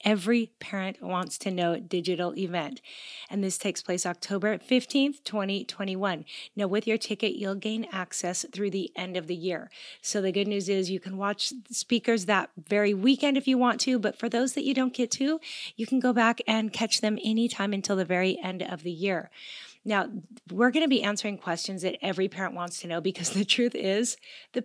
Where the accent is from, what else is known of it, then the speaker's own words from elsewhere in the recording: Gig Harbor, Washington, United States; I grew up in Gig Harbor, Washington.